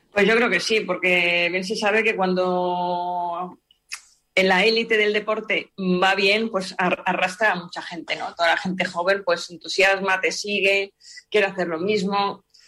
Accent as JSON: {"language": "Spanish", "country": "Spain"}